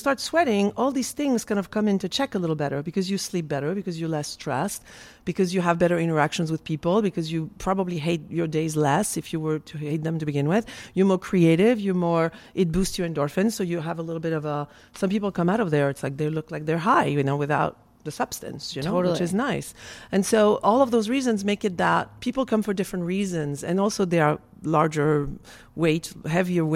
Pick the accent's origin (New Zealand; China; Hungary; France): France; moved away; I'm from France